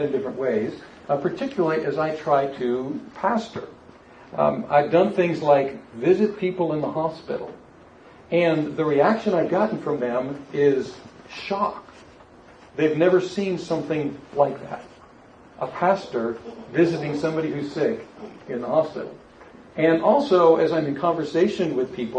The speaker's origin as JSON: {"language": "English", "region": "South Florida", "country": "United States", "tie": "born or raised there", "moved": "yes", "said": "back here to my hometown"}